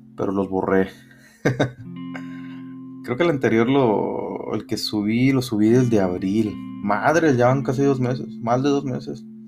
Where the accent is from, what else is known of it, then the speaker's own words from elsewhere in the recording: Matamoros, Tamaulipas, Mexico; aquí en Matamoros, de donde yo soy